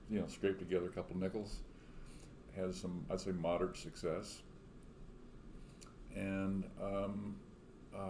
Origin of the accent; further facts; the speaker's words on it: Three Rivers, Texas, United States; moved away as an adult; now in Austin, United States; I'm a South Texan. If you're getting gas as you travel from San Antonio to Corpus Christi, you would probably stop in my hometown of Three Rivers